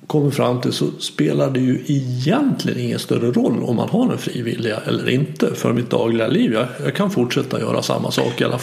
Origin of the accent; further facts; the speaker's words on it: Sweden; vi är födda i Sverige och lärt oss det.